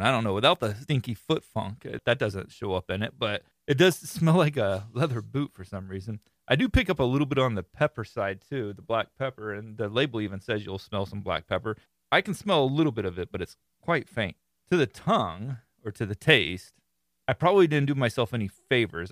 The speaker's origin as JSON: {"language": "English", "region": "Florida", "country": "United States", "tie": "born or raised there", "said": "I am born and raised in Florida"}